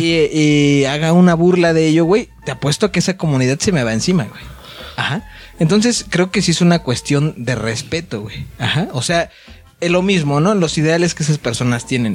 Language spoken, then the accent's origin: Spanish; Mexico; soy mexa, güey. Soy bien mexicano